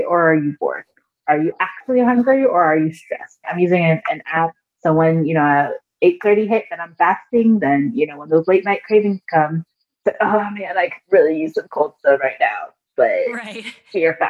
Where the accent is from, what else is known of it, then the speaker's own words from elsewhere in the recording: Nigeria; I'm Nigerian.